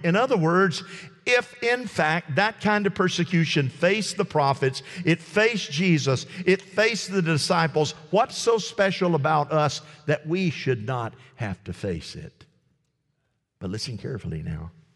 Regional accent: United States; me as an American

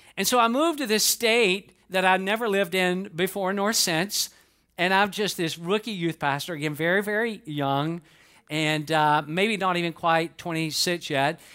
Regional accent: Atlanta, Georgia, United States; moved away as an adult; now in Lakeland, United States; I was born and raised in Atlanta, Georgia.

